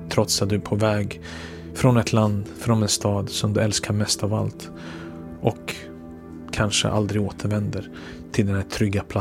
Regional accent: Belgrade, City of Belgrade, Serbia; born there; Jag är född den 6 februari 1982

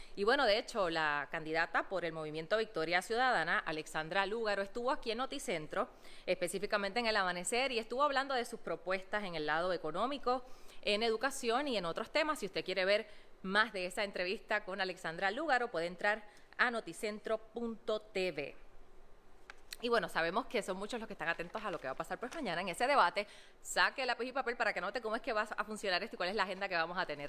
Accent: Utuado, Puerto Rico; soy de Utuado

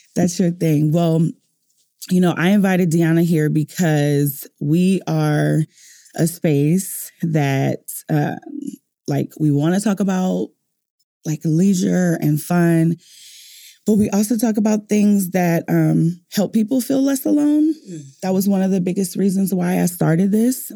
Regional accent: New Orleans, Louisiana, United States; moved away; I'm from New Orleans

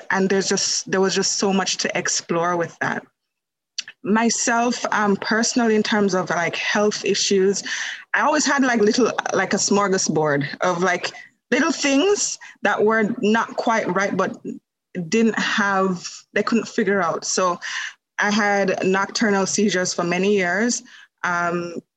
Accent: Jamaica; moved away as an adult; now in Canada; I live in Canada, but I am from Jamaica. So I was born in Jamaica and I came to Canada.

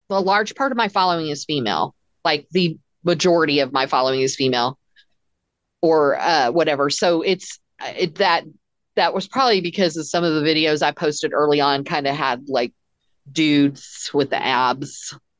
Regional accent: Texas, United States; I'm very American obviously and super Texan

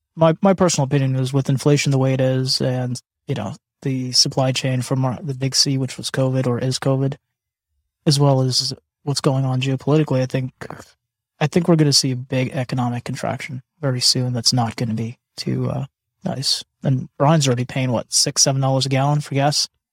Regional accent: Canada; I was born in Canada

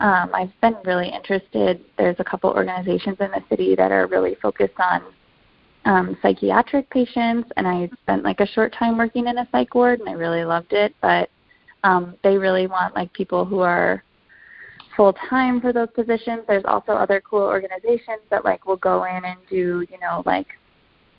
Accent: Rockford, Illinois, United States; moved away as an adult; now in Chicago, United States; I spent the first 3 years of my career in my hometown of Rockford

